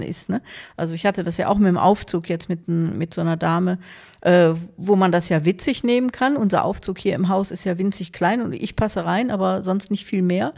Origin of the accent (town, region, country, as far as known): Germany